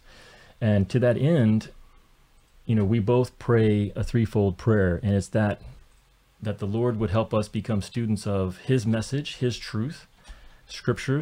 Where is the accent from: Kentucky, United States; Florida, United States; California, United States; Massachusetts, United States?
Kentucky, United States; rural; I grew up in rural Kentucky in farm country